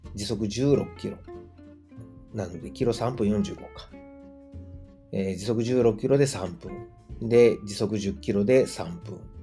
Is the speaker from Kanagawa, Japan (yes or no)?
no; Osaka, Japan; moved away as an adult; now in Germany; 自分の実家であるですね、駒川あずまや、はい、親父とおかんがやってる、えー、大阪駒川いうところでね